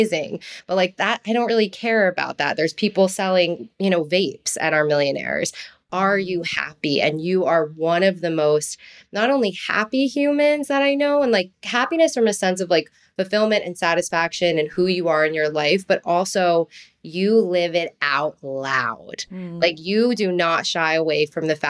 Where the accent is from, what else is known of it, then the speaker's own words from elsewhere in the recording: New Jersey, United States; accent: Jersey; my little twinge of Jersey and that like Italian passion